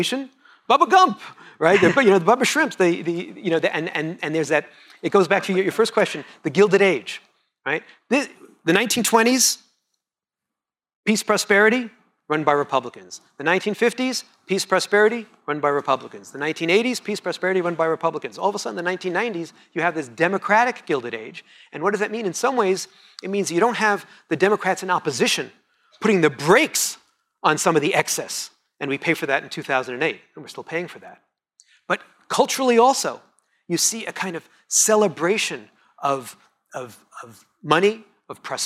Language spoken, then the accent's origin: English; Montreal, Quebec, Canada; That's my French, because I'm from Montreal